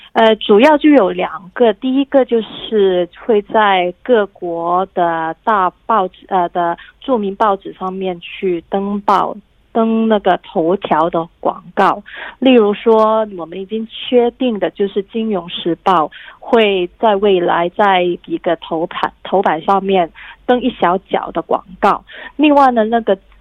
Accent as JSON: {"language": "Chinese", "country": "Hong Kong", "said": "我们香港人很多人的诉求就是希望是撤回这个条例"}